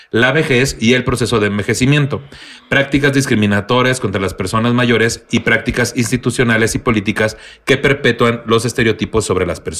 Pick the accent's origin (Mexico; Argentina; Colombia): Mexico; Tamaulipas; Soy de Tamaulipas.